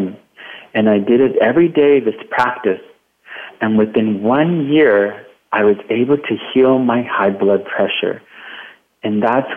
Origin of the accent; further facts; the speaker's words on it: Watsonville, California, United States; my hometown in Watsonville, California